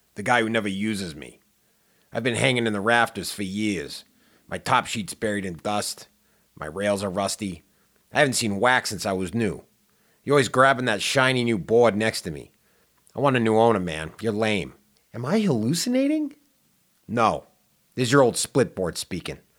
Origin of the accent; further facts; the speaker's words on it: Pittsburgh, Pennsylvania, United States; I grew up in Pittsburgh